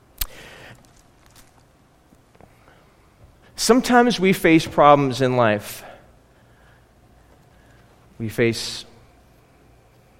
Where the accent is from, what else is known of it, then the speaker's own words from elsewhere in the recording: Buffalo, New York, United States; I grew up in Buffalo